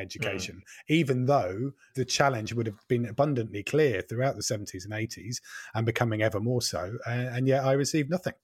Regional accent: Norfolk, East of England, United Kingdom; I am also from Norfolk

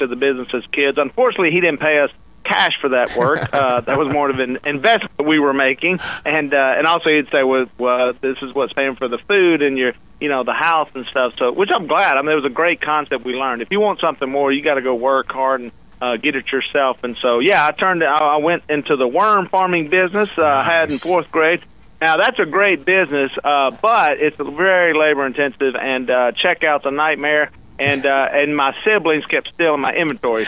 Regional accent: Louisiana, United States; Well, I'm from Louisiana

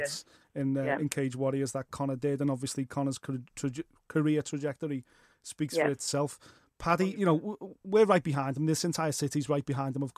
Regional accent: Liverpool, North West England, United Kingdom; We're from Liverpool

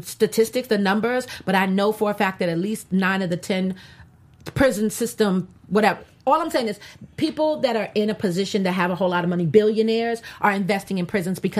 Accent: Louisiana, United States; I'm from Louisiana.

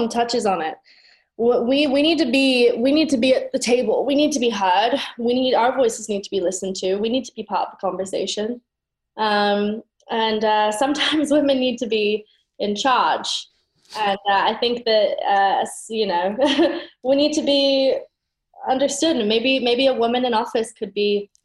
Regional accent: United Kingdom; I'm British

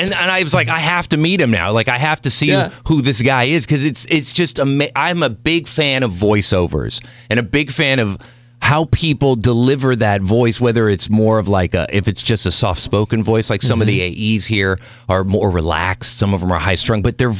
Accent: Mexico City, Mexico; born there; I was born in Mexico City.

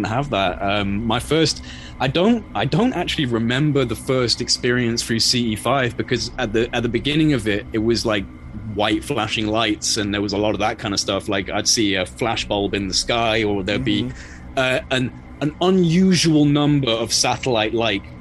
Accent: England, United Kingdom

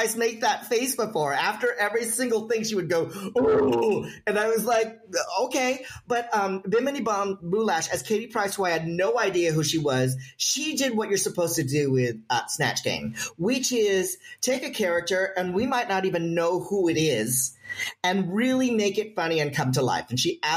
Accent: United States; as an American

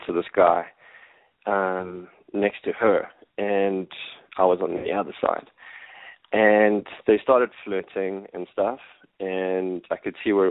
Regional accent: Johannesburg, Gauteng, South Africa; I'm from Johannesburg in South Africa, and I'm 31

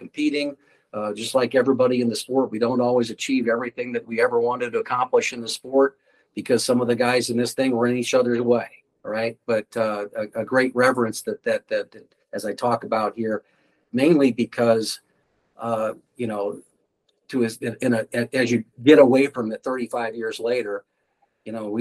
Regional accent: Ames, Iowa, United States; my hometown, Ames

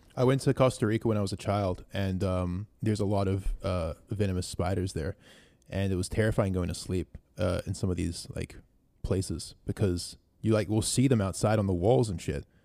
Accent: New Zealand; we grew up in New Zealand, which isn't a very racist country

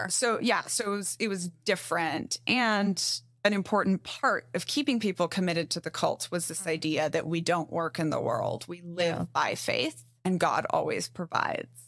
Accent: Brazil; also born or lived in Mexico; I grew up in Brazil and Mexico

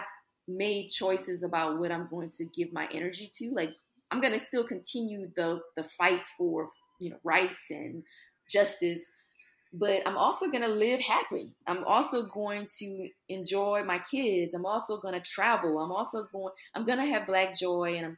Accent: Lafayette, Louisiana, United States; now in Baton Rouge, United States; I am born and raised in Lafayette, Louisiana. Love my hometown

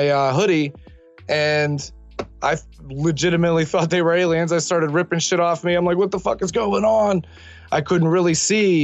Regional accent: Millville, United States; my hometown of Millville

